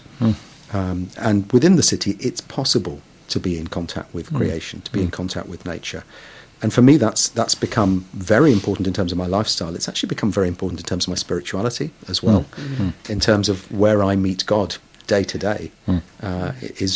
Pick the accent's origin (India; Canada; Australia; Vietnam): India; Kolkata, West Bengal; now in London, United Kingdom; I was born in Kolkata, one of the biggest and most urbanized and polluted cities in the world in many ways